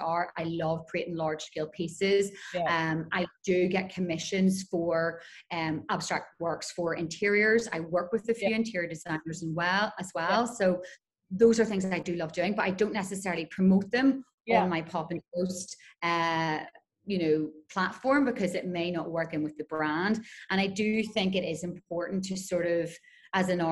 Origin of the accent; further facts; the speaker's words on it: Belfast, Northern Ireland, United Kingdom; moved away as an adult; also born or lived in Glasgow; now in Dubai, United Arab Emirates; Grew up in Belfast, in Northern Ireland.